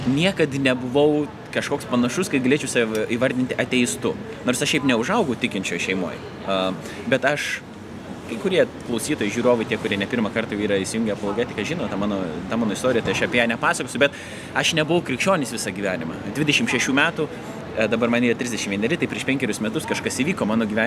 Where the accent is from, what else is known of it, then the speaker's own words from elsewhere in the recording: Lithuania; aš, aišku, kultūriškai irgi krikščioniškoje aplinkoje užaugau, turint omeny Lietuvą